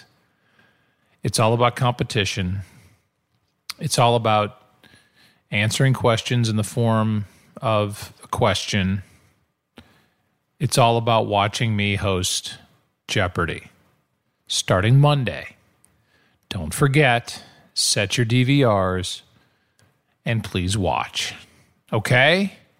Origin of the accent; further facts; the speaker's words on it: St. Louis, Missouri, United States; I can do that joke because I'm from St. Louis. I'm from the Midwest, so it works.